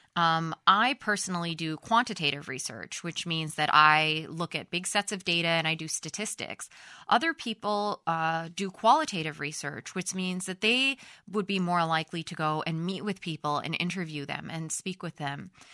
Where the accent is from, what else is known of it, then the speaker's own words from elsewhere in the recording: United States; moved away as an adult; also born or lived in Sweden; in Europe, I am an American